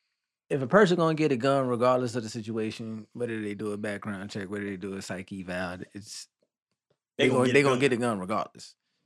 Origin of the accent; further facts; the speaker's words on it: New York City, New York, United States; moved away; of course I'm from New York